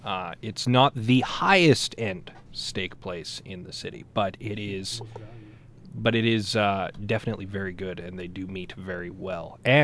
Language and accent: English; St. Albert, Alberta, Canada; now in Edmonton, Canada; I grew up in St. Albert, and they have a giant farmer's market there